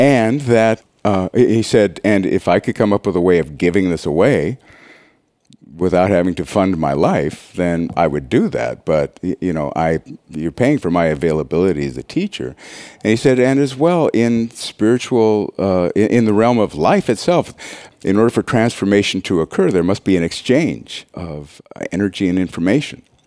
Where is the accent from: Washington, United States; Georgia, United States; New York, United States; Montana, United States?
Montana, United States; I'm from Montana. I was raised on a farm